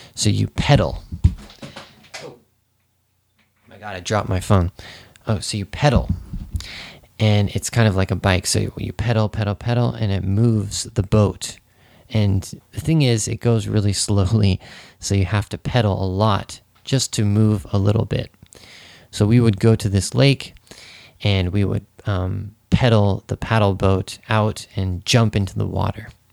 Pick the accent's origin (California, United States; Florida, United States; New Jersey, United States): California, United States; Santa Cruz; moved away as an adult; now in Japan; my hometown was a beach town. And even though you know I lived in Santa Cruz, which is you know the beach town